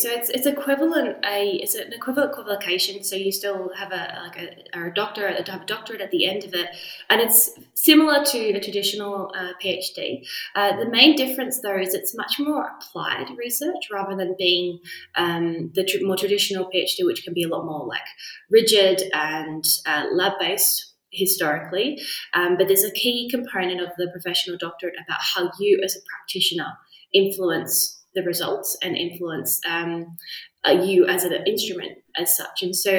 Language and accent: English; Zambia; accent: Australian; also born or lived in Australia; I definitely identify as being Australian, and I'm amazed that I still have my accent considering how long I've been. I think I've been out of the country half of my life now. So I grew up in Zambia.